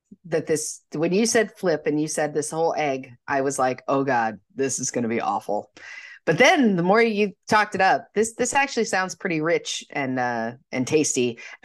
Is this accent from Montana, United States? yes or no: yes; Montana, United States; So imagine that you had the same problem that I did growing up in Montana, where you would get this cool costume and then you'd have to wear a parka over it because it's like negative 20 outside.